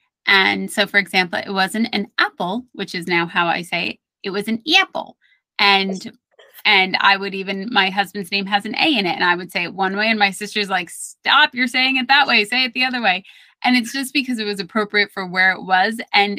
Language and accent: English; New York City, New York, United States; accent: Brooklyn; I grew up in Brooklyn. I did not have ERs at the end of a lot of my words. So it was ma was for dinner and truly, and I loved my Brooklyn accent